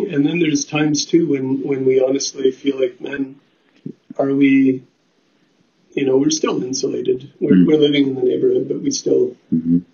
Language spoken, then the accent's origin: English; Steinbach, Manitoba, Canada; moved away as an adult; now in Winnipeg, Canada; I grew up in Steinbeck